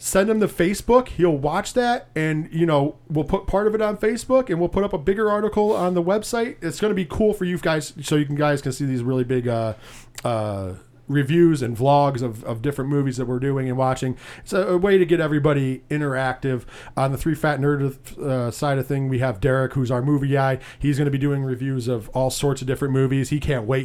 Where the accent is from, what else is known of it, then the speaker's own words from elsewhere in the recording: Binghamton, New York, United States; We are from the Binghamton, New York area, six oh seven